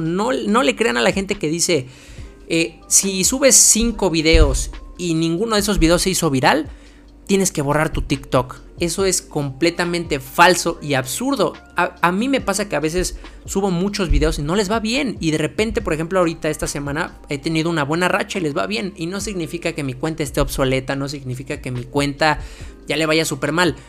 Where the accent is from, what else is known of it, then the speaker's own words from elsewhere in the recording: Mexico; yo soy de México